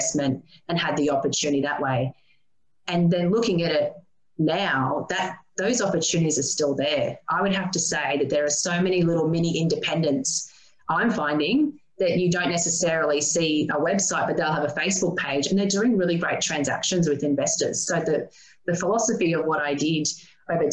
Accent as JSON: {"language": "English", "town": "Maryborough", "region": "Queensland", "country": "Australia", "tie": "born or raised there", "said": "growing up in Maryborough, a population of 27,000"}